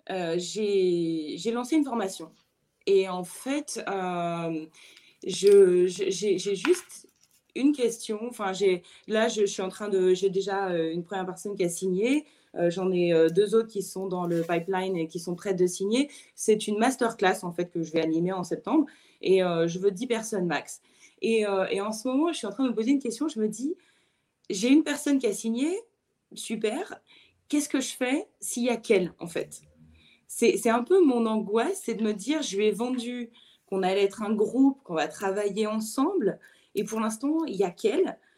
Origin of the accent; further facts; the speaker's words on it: France; now in United States; je suis française, mais, euh, j'habite aux États-Unis.